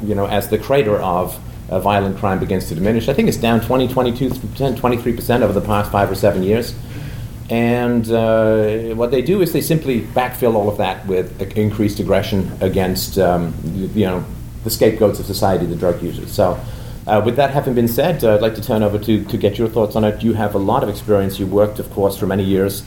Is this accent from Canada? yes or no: yes; Canada; I'm from Canada